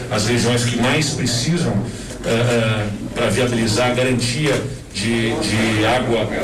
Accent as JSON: {"language": "Portuguese", "region": "Pernambuco", "country": "Brazil", "said": "A gente sabe aqui dos desafios que tem para a Paraíba, como é também de onde vim, em Pernambuco"}